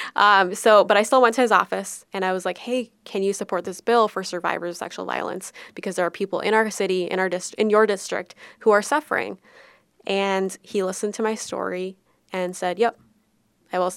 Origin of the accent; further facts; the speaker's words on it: Minnesota, United States; we always pride ourselves on being Minnesotan and from the best state that there is